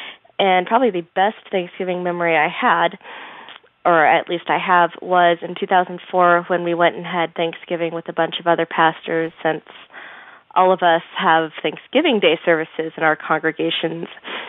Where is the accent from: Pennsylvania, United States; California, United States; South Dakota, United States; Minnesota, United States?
California, United States; And given that my extended family is in Washington, I grew up in California